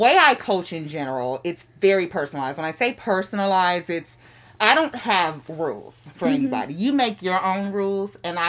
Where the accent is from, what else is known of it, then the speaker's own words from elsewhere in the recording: Chicago, Illinois, United States; moved away as an adult; I am originally from Chicago, Chicago South Side, the Inglewood community.